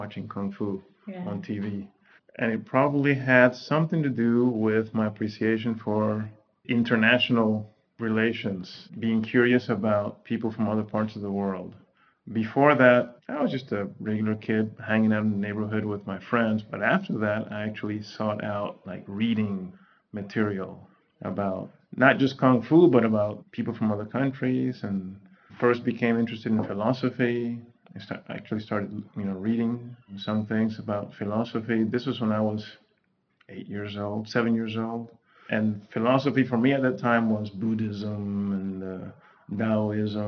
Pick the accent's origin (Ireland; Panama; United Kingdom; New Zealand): Panama; English is a second language; now in United States; growing up in Panama